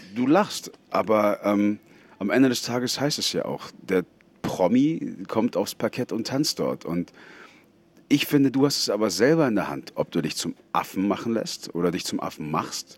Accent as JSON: {"language": "German", "region": "Bavaria", "country": "Germany", "said": "ich komme ja aus Bayern. Da haben wir kein Meer."}